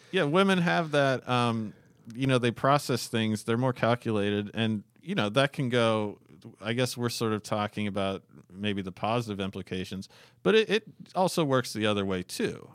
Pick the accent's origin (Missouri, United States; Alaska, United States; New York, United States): Alaska, United States; we're from Alaska. My parents had lived in Alaska for thirty years or whatever